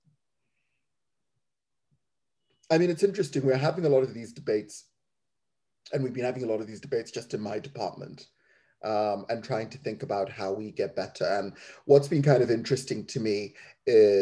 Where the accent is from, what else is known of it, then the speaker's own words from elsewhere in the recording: Zimbabwe; also born or lived in England; now in United Kingdom; growing up in Zimbabwe